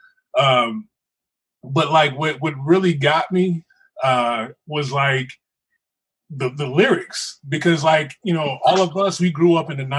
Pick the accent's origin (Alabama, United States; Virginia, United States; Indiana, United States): Indiana, United States; Terre Haute; Growing up in Terre Haute, really, there was no thug life in Terre Haute.